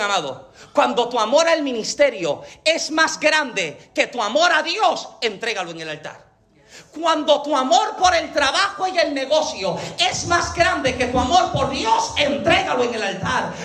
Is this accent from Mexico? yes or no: no; Puerto Rico; yo soy boricua